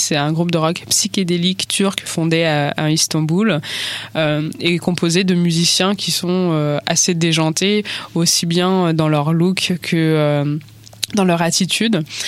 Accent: France; en tant que française, personne qui est née en fait en France, qui a grandi en, en France

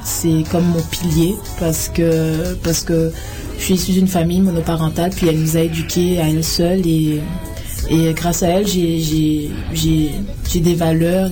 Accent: Guadeloupe; also born or lived in France / Paris; now in Canada

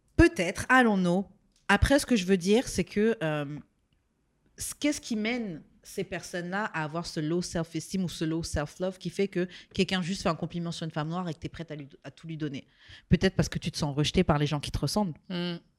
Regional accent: France; moved away; also born or lived in Martinique; j'ai pas grandi ici, mais moi, hein, en tant que française qui arrivé ici

